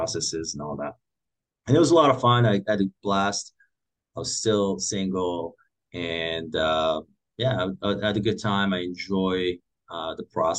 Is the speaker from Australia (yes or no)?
no; Morocco; moved away as an adult; also born or lived in Paris / Brussels / China; now in Oahu, United States; So I'm originally from Morocco. I grew up there.